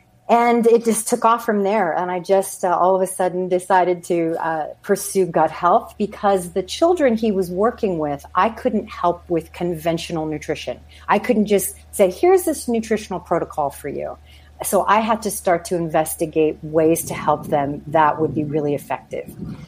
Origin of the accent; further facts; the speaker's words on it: New Mexico, United States; moved away as an adult; Anyway, so I moved out to California from New Mexico, went in my early 20s, and I was trying to seek out an acting career, as one does